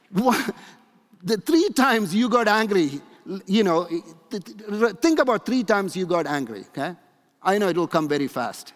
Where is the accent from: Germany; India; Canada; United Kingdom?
India; moved away; when I grew up in India